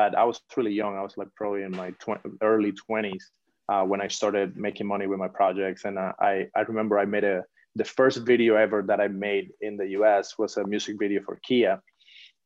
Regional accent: Cuba; moved away as an adult; now in Los Angeles, United States; I'm originally from Cuba. I'm born and raised in Cuba.

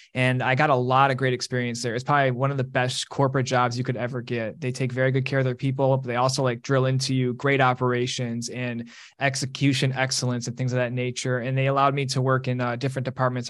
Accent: Detroit, Michigan, United States; moved away as an adult; also born or lived in East Lansing, Michigan / Los Angeles, California / Pasadena, California; I grew up in Detroit

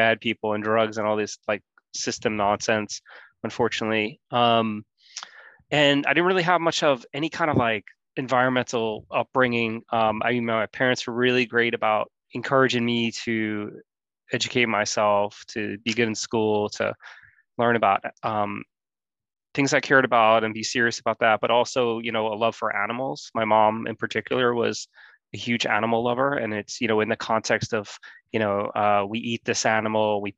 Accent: New York City, New York, United States; I grew up in Queens, New York, like sort of in this little peninsula called Rockaway

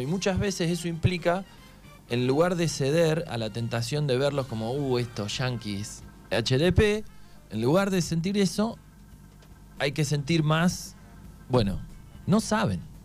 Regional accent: Argentina; ¿de dónde sos? Le digo, Argentina.

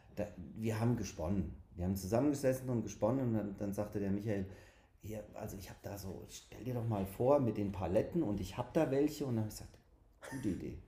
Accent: Hanau, Hesse, Germany; aus Hanau

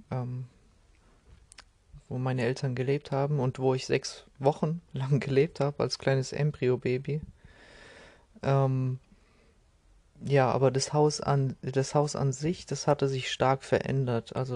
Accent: Kazakhstan; born there; okay, ich bin geboren in Kasachstan, aber ich habe äh, irgendwie null Bezug dazu.

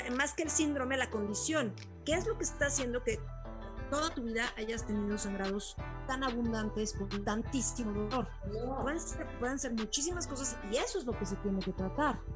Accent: Cuernavaca, Morelos, Mexico; crecí en Cuernavaca

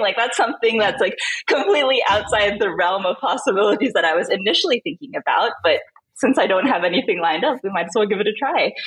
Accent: Manila, Metro Manila, Philippines; moved away as an adult; also born or lived in Southern California, United States / San Francisco Bay Area, United States; now in Lisbon, Portugal; when I was five years old, my family moved to Manila, Philippines, which is where we're originally from. So I pretty much grew up there

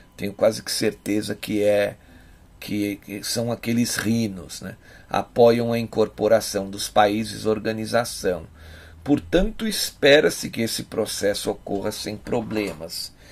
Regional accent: Brazil; Nós aqui, como brasileiros, como patriotas

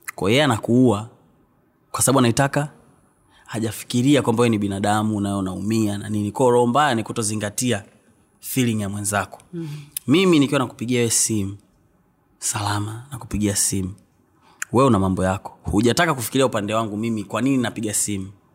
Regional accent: Mbeya, Tanzania; also born or lived in Tukuyu; asili yangu ni huko lakini nimezaliwa mbea mjini uh, nimekulia mbea

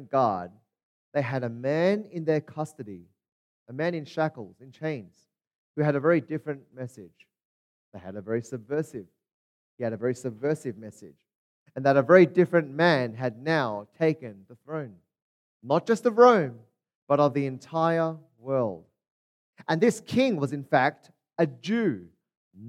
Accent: Australia; also born or lived in Hong Kong; I grew up in Australia, but I was born in Hong Kong. I'm actually from Hong Kong.

